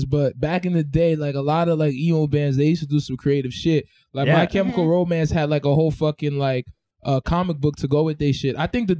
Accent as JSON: {"language": "English", "area": "Long Island", "region": "New York", "country": "United States", "said": "I'm from Long Island"}